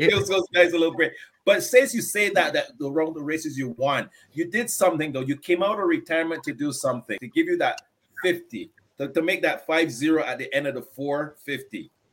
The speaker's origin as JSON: {"language": "English", "country": "Barbados", "said": "Barbadian guy"}